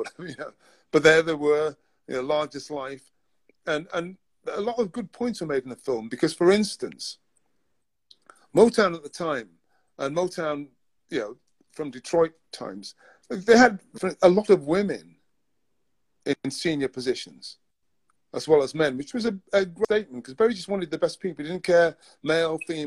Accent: Newcastle, North East England, United Kingdom; moved away as an adult; now in London, United Kingdom; I was born in Newcastle. I lived most of my life in the north of England

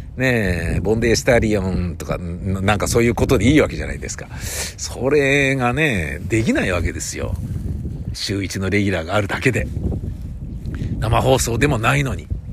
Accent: Tokyo, Japan; 東京生まれ東京育ち

